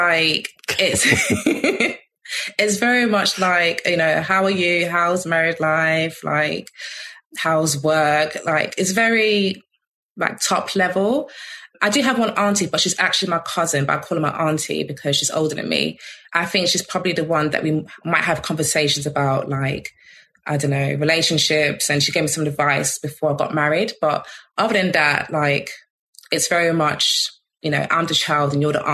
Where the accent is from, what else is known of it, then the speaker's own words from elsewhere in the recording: London, United Kingdom; I grew up in Peckham for the first like 13 years of my life.